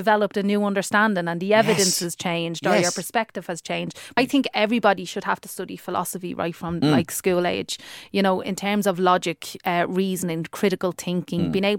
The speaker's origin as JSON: {"language": "English", "town": "Dublin", "region": "Leinster", "country": "Ireland", "accent": "working class"}